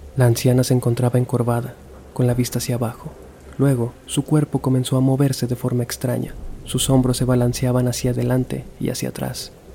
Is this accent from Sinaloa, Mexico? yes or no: yes; Culiacán, Sinaloa, Mexico; moved away as an adult; Yo nací en Culiacán, Sinaloa. Viví ahí hasta los 24 años